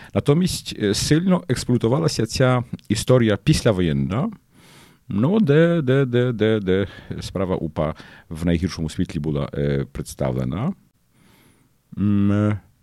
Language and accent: Ukrainian; Lidzbark Warmiński, Warmian-Masurian Voivodeship, Poland; also born or lived in Olsztyn; Я швидко переїхав з Лізбарка в Армінського, де я народився і кінчав цю початкову школу до Ольштина